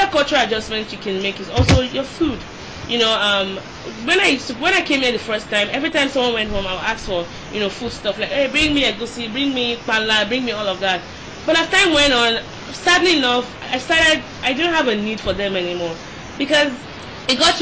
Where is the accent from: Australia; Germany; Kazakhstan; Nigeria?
Nigeria; moved away as an adult; now in United States; as a female that was born in Nigeria